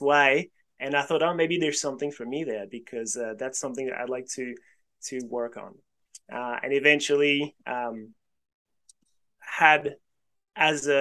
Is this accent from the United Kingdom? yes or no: no; France; moved away as an adult; also born or lived in Sydney, Australia; now in Australia; I was born in France originally and I studied physics in France